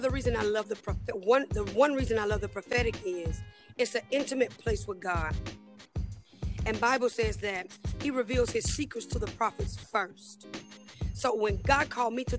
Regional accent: Pelham, Georgia, United States; moved away as an adult; now in Columbus, United States; my hometown is Pelham, Georgia. And I moved here to Columbus, Georgia

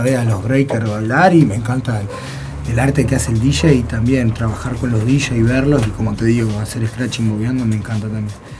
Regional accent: Montevideo, Uruguay; soy uruguayo. Yo nací en la comercial, en verdad. A los dos años me voy al cerro, a la casa de mis abuelos que vivían en el cerro.

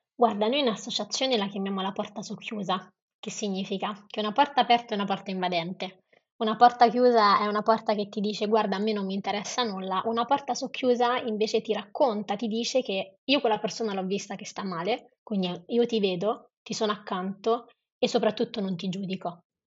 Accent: Rome, Lazio, Italy; Io sono romana

